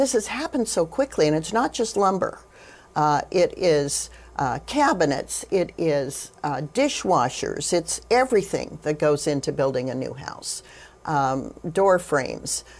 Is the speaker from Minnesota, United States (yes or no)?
no; Wyoming, United States; having been born and raised in Wyoming, uh, being, uh, a fourth generation, uh, Wyoming, uh, native